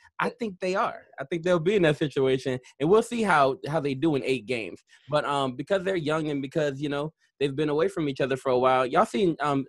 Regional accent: Louisiana, United States; now in Atlanta, United States; I'm from Louisiana

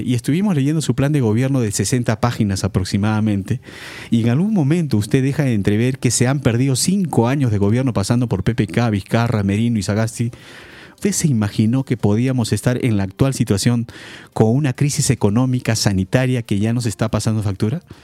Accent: Peru; nosotros como peruanos

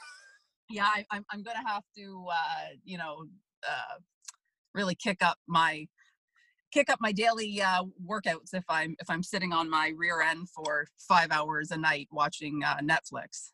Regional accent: Markham, Ontario, Canada; I grew up in Markham

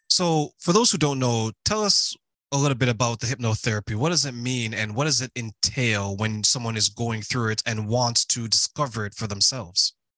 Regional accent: Toronto, Ontario, Canada; I'm from Toronto, Canada

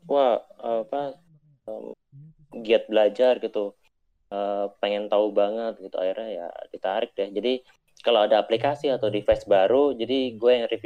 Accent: Balikpapan, East Kalimantan, Indonesia; Uh, eh, gue anak Balikpapan.

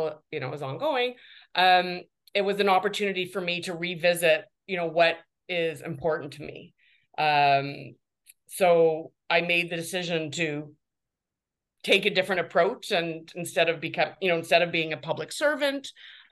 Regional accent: Guelph, Ontario, Canada; now in Toronto, Canada; I was raised by academics in Guelph

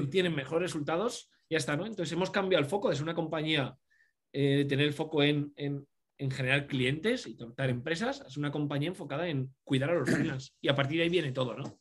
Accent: Cuenca, Castilla-La Mancha, Spain; moved away as an adult; now in Madrid, Spain; yo soy de Cuenca, una ciudad muy pequeñita, eh, aquí entre, de, de, de Madrid, entre Madrid y Valencia.

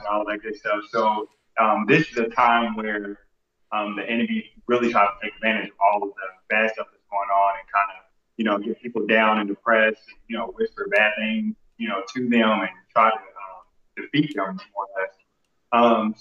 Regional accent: Indianapolis, Indiana, United States; I am from Indianapolis, Indiana.

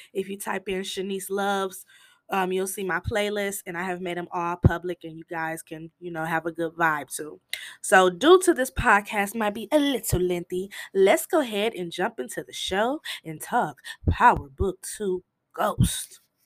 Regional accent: Michigan, United States; I'm from Michigan

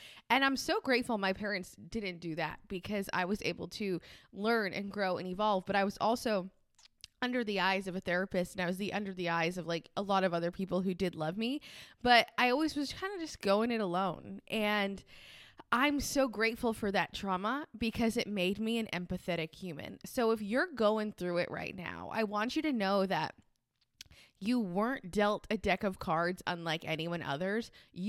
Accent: Rhode Island, United States; but I'm from Rhode Island, which is the smallest state in the United States. And I don't sound like I'm from Rhode Island.

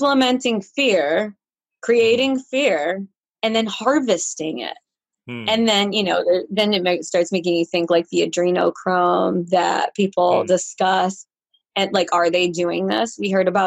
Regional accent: Rochester, New York, United States; born and raised in Rochester, New York

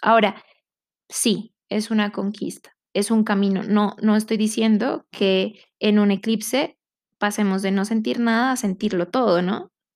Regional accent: Colombia; siendo colombiana, siendo de esta comunidad

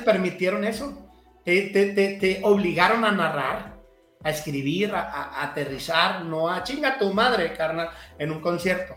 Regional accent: Culiacán, Sinaloa, Mexico; moved away; also born or lived in Cancún / Mexico City; me fui joven de Culiacán eh, y me tocaba estar solo, por ejemplo, en Cancún

